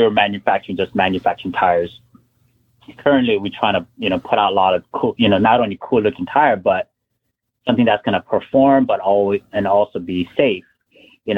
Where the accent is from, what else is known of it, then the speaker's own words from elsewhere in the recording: the West, West Coast, United States; I'm from the West.